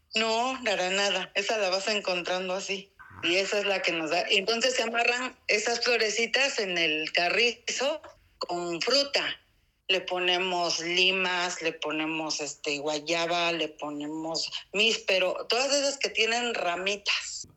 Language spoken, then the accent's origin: Spanish; Oaxaca, Mexico; soy de Oaxaca, Oaxaca. Aquí nací, tengo 48 años